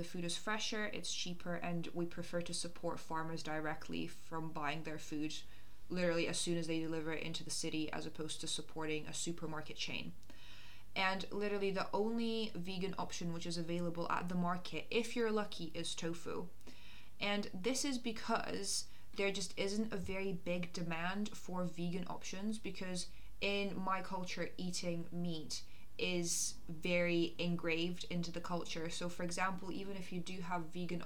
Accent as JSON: {"language": "English", "region": "Moscow", "country": "Russia", "tie": "born or raised there", "moved": "yes", "lives_now": "United Kingdom", "said": "I come from Russia and I grew up in Moscow, and I go back quite frequently."}